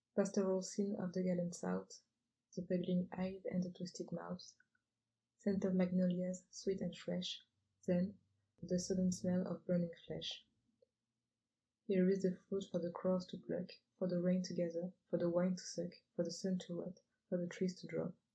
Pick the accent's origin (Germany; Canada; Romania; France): France; je suis française d'origine